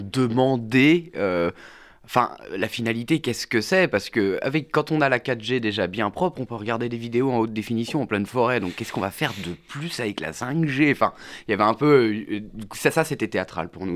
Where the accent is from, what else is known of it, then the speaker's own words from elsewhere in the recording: Vendée, Pays de la Loire, France; Je viens de Vendée, donc je viens d'une zone rurale